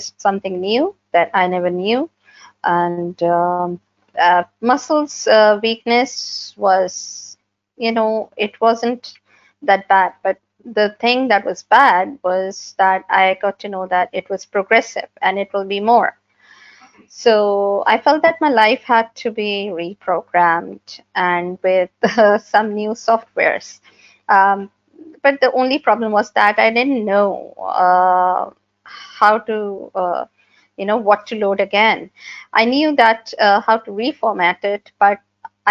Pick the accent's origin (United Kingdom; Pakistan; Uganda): Pakistan; I'm from Pakistan, a GNE myopathy patient. I live in Karachi